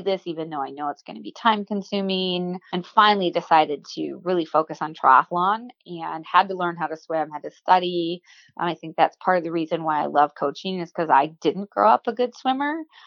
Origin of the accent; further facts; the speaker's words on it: Waukesha, Wisconsin, United States; grew up in Waukesha, Wisconsin, and I was a hyper kid